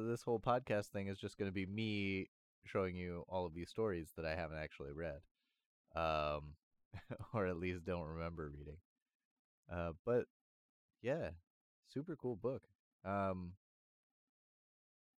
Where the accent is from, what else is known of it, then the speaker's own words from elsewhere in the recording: United States; being from an American background